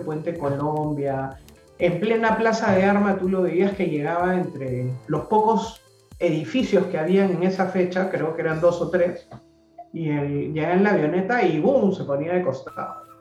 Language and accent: Spanish; Lima, Peru; also born or lived in Miraflores, Lima; yo nací en Surco